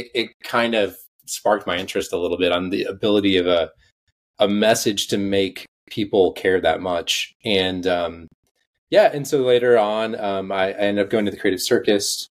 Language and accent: English; outside of Atlanta, Georgia, United States; I grew up outside of Atlanta